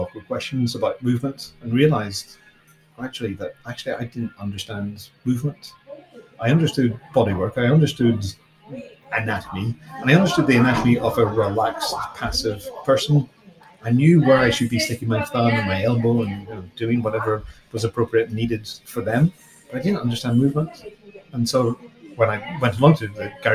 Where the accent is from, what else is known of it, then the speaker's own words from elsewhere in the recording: Ireland; I grew up in Ireland with lots of dolmen and chamber graves